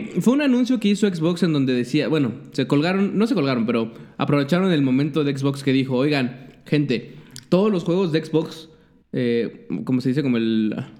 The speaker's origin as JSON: {"language": "Spanish", "country": "Mexico", "said": "somos los pinches mexicanos"}